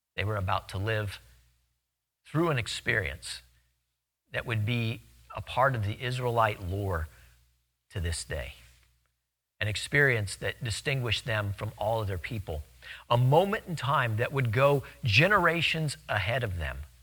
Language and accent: English; Louisiana, United States; In Louisiana, we have a ton of them.